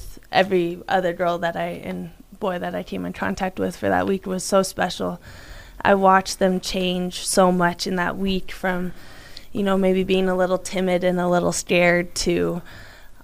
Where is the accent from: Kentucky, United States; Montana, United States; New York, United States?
Montana, United States; Bozeman; moved away as an adult; also born or lived in Missoula, Montana; now in Boise, United States; born in Missoula, moved to Bozeman when I was super young